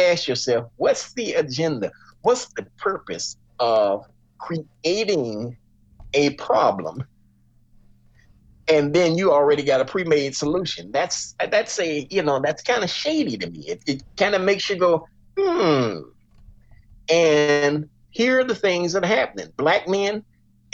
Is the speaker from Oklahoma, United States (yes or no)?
no; Chicago, Illinois, United States; I grew up just as the crack epidemic was exploding in Englewood, in Chicago